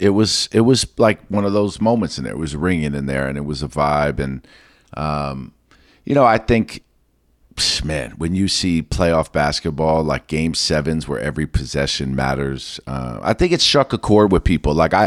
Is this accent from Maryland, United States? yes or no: yes; Maryland, United States; growing up in Maryland